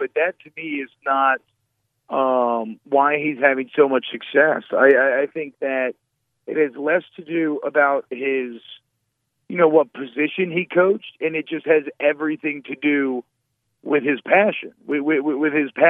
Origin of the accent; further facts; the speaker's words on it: Atlanta, Georgia, United States; I grew up in Atlanta, so the only games I could ever go to would be those Thanksgiving games when they were in Baton Rouge